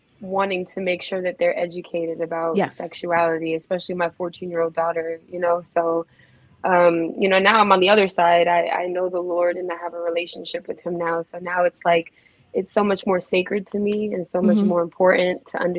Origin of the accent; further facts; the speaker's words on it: New York City, New York, United States; also born or lived in Harlem; I grew up in Queens. I was born in Harlem, and then I moved to Queens 4 years old